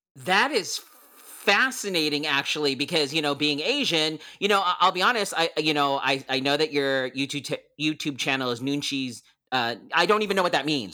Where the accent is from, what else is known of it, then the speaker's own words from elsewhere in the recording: Philippines; I'm Filipino and I grew up watching P dramas or the Filipino dramas